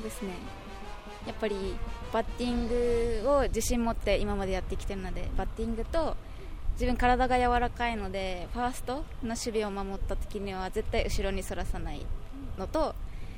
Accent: Yaese, Okinawa, Japan; 八重瀬町になります白川小学校

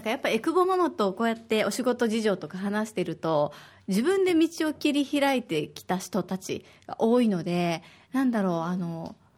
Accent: Osaka, Japan; now in Okinawa, Japan; 私は大阪出身で

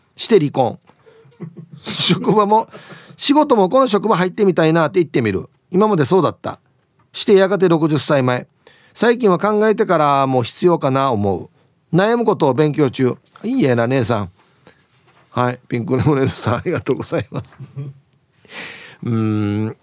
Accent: Uruma, Okinawa, Japan; 同じ、同じうるま市やったん。

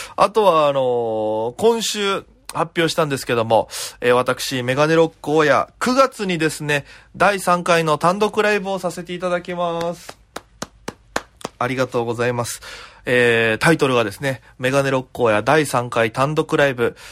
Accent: Okinawa, Japan; moved away as an adult; now in Tokyo, Japan; 僕沖縄出身なんで

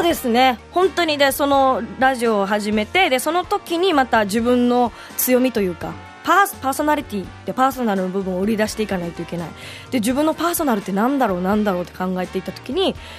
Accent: Okinawa, Japan; also born or lived in Tokyo, Japan / California, United States; 沖縄市、もう本当に生まれ育って、まあ、大学は県外でした

